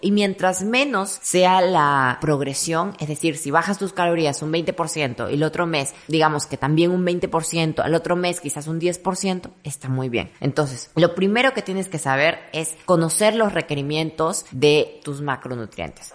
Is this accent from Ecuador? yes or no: yes; Ecuador; soy de Ecuador